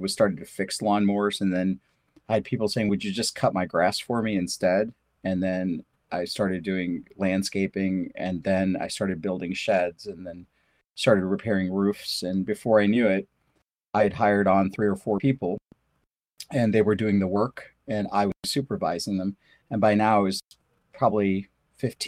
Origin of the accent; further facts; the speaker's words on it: St. Louis, Missouri, United States; English is a second language; also born or lived in India; I was born in India. We moved to basically St. Louis City when I was probably like 9